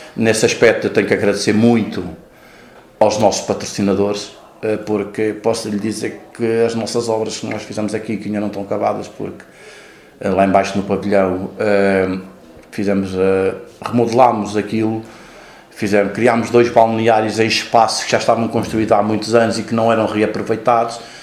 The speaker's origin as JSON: {"language": "Portuguese", "town": "Manteigas", "region": "Centro", "country": "Portugal", "tie": "born or raised there", "also_born_or_lived": "Lisbon", "moved": "as an adult", "lives_now": "Casal de Cambra, Portugal", "said": "Eu já nasci na freguesia de São Pedro"}